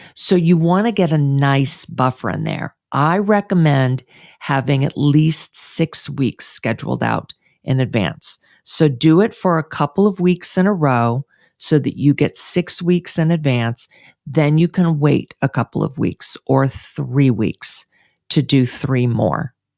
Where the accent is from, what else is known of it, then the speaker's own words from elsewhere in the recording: Houston, Texas, United States; moved away; moving back to my hometown of Houston